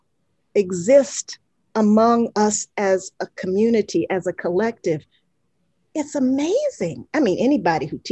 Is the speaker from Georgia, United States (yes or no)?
yes; Atlanta, Georgia, United States; the segregated schools that I grew up in Atlanta in the 60s